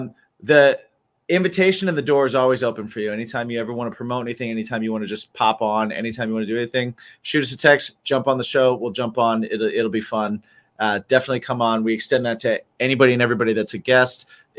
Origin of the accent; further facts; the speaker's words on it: Cleveland, Ohio, United States; born there; As I was growing, I was born in Cleveland.